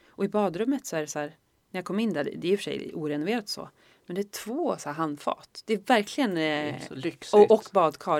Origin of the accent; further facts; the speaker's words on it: Norrland, Sweden; jag är från Norrland